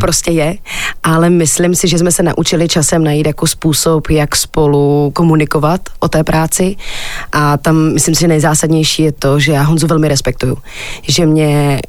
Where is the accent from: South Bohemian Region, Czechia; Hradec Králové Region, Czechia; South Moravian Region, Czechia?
South Moravian Region, Czechia; Kyjov; moved away as an adult; now in Prague, Czech Republic; já jsem holka z Kijova, z Jižní Moravy, takže od dětství kroužek a mm-hmm. folklor